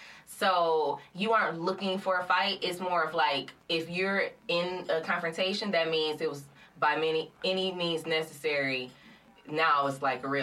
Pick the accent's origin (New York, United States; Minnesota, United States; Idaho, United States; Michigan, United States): Michigan, United States; Flint; I'm from Flint.